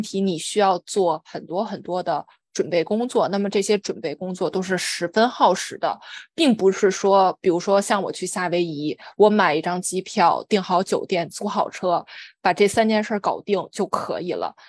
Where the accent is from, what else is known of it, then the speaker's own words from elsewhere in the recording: China; 我小时候在中国